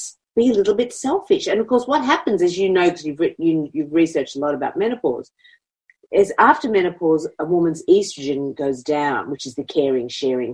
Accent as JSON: {"language": "English", "country": "Australia", "said": "as Australian women"}